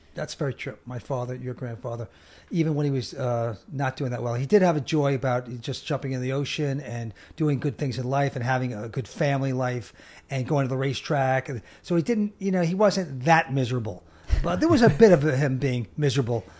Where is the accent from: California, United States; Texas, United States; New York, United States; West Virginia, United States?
New York, United States; Long Island; we grew up in Long Island